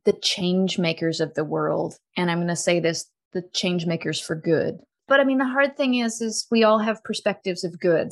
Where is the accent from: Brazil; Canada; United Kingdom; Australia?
Canada; when I came out as a Canadian citizen